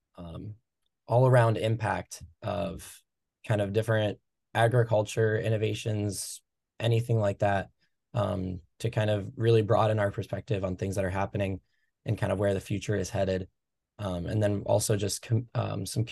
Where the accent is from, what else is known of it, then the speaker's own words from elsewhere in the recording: Durant, Iowa, United States; I'm originally from Eastern Iowa, Durant, Iowa. Grew up on my family's row crop farm